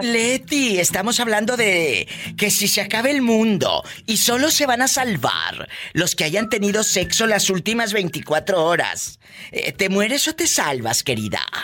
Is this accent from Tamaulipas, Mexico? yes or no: yes; Matamoros, Tamaulipas, Mexico; moved away; ahí en mi tierra, en Matamoros, Tamaulipas